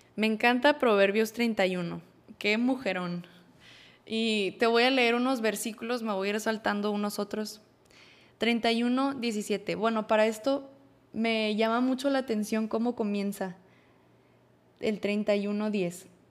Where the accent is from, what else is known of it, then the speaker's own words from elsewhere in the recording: Monterrey, Nuevo León, Mexico; soy de Monterrey, Nuevo León.